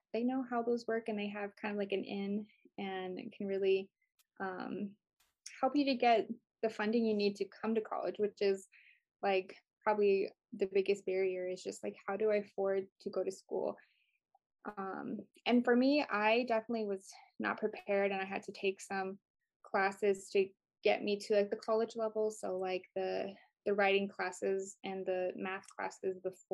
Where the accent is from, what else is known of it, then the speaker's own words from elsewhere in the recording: Northway, Alaska, United States; moved away as an adult; now in Fairbanks, United States; I'm from Northway, Alaska.